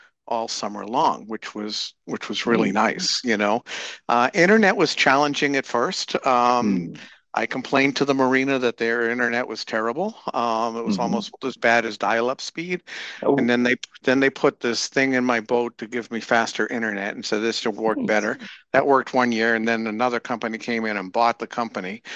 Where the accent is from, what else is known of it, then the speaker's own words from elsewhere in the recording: Massachusetts, United States; moved away as an adult; also born or lived in Michigan / Rhode Island / Florida; I was in Massachusetts and I grew up in Massachusetts and ended up in Michigan, and then ended up back in Massachusetts